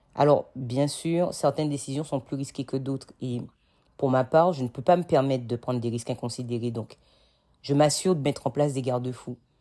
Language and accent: French; Martinique; moved away as an adult; also born or lived in Metropolitan France; now in France; j'ai grandi en Martinique. Je suis arrivée en métropole à 18 ans